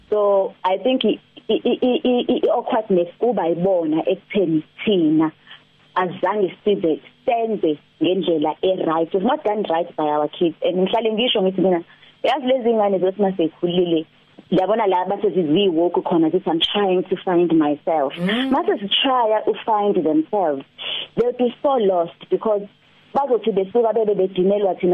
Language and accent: Zulu; Durban, KwaZulu-Natal, South Africa; mina ngiqhamuka eThekwini